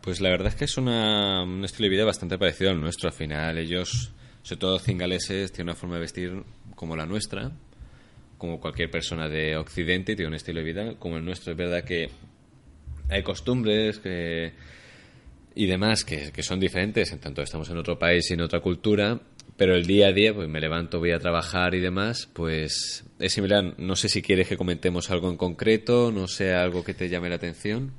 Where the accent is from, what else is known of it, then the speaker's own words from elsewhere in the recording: Alicante, Valencian Community, Spain; moved away as an adult; now in Barcelona, Spain; soy de Alicante, llevo ya siete años en Barcelona viviendo y trabajando.